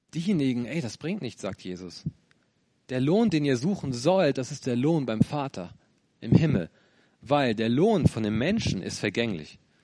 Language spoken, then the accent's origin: German; Lower Saxony, Germany; moved away as an adult; now in Bonn, Germany; Ursprünglich komme ich, ja, wie Luca aus Niedersachsen.